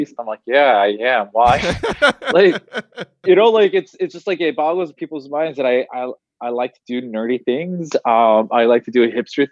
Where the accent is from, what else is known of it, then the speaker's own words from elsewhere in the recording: Los Angeles, California, United States; moved away as an adult; now in Georgia, United States; growing up in Los Angeles, it's also very Americanized